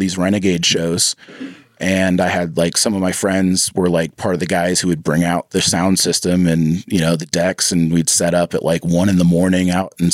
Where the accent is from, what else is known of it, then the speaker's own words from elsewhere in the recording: Davis, California, United States; also born or lived in Santa Cruz, United States; I moved back to my hometown, Davis